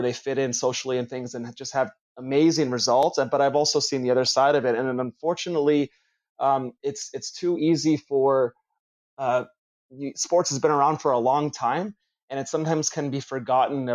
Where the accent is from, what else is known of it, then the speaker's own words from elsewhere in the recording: Toronto, Ontario, Canada; moved away as an adult; now in California, United States; I'm originally from Toronto, from Canada.